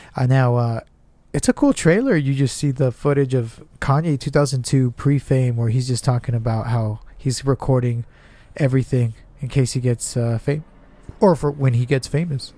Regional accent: Southern California, United States; we're from SoCal

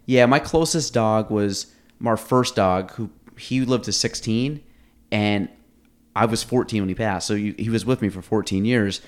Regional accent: Chase City, United States; I grew up in Chase City, so you have, like, dirt roads

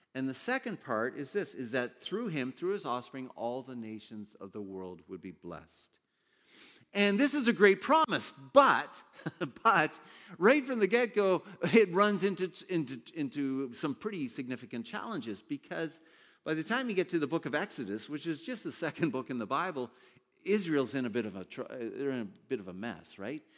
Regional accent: Ontario, Canada; I grew up in Ontario

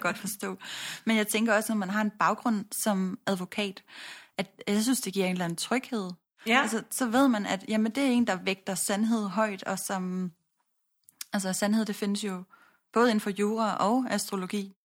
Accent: Odense, Southern Denmark, Denmark; jeg er født og opvokset i Odense

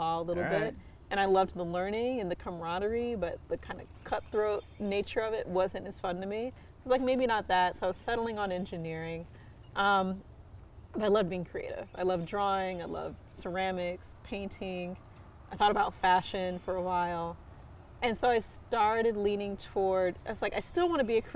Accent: Southfield, Michigan, United States; I grew up in Southfield, Michigan.

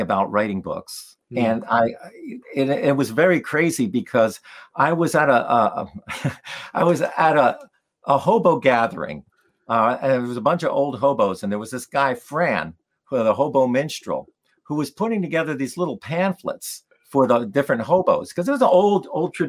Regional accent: New Jersey, United States; also born or lived in Poland; now in Vermont, United States; a young kid growing up in New Jersey

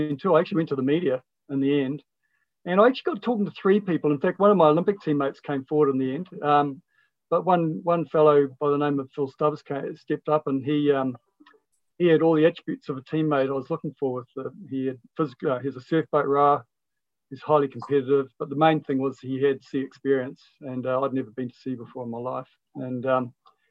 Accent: Whakatane, Bay of Plenty, New Zealand; I was raised in Whakatane

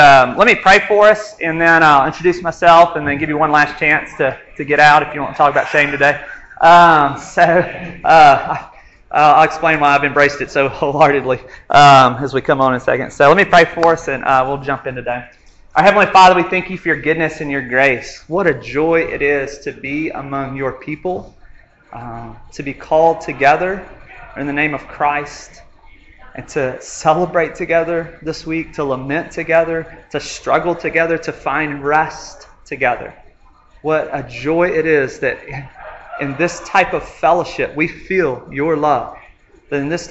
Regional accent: a little town in North Alabama, United States; moved away as an adult; now in Montgomery, United States; I'm from a little town in North Alabama called Aniana

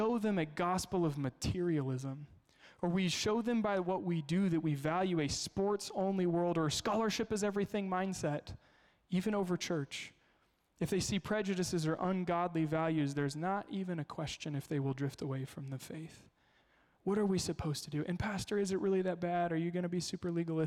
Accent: Kansas, United States; moved away; I grew up in Kansas.

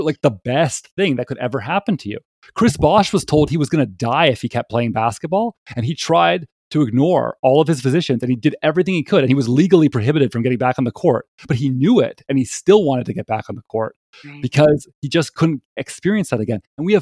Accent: Toronto, Ontario, Canada; I'm from Toronto

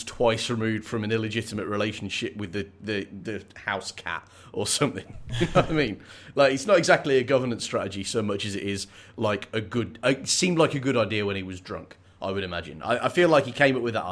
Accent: Birmingham, West Midlands, United Kingdom; the accent from where I grew up in Birmingham

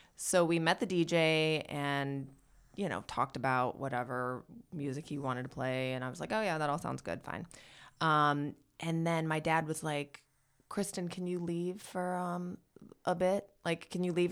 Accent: Michigan, United States; now in Los Angeles, United States; my hometown in Michigan

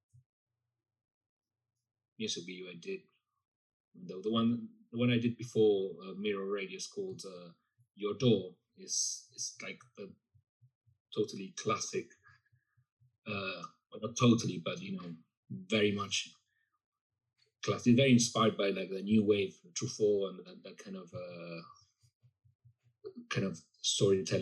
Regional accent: Buenos Aires, Argentina; moved away; I'm from Buenos Aires, and it's very, very, it's a culture that's quite influenced by Paris in particular

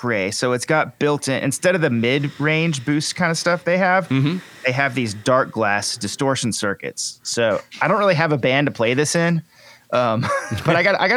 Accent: Texas, United States; we're all from Texas.

